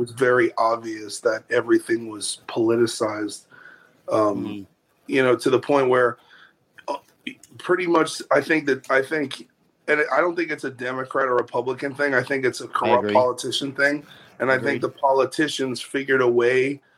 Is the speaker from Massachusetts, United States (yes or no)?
no; New York, United States; moved away as an adult; also born or lived in Los Angeles / San Francisco; now in Nashville, United States; I'm from New York originally, and I moved to L.A. in 2006